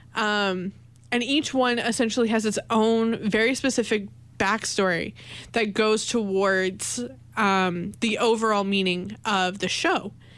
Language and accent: English; Canada; moved away as an adult; also born or lived in Winnipeg; I'm an international student. I'm from Canada